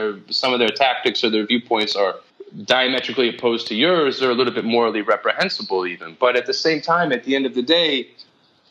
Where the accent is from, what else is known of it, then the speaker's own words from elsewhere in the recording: Philadelphia, Pennsylvania, United States; moved away; also born or lived in New York; I was raised as this Irish Catholic in Philadelphia